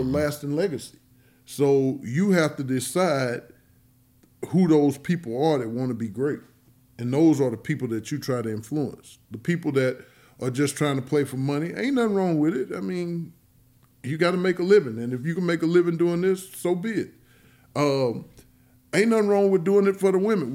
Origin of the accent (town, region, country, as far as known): East St. Louis, Illinois, United States; born or raised there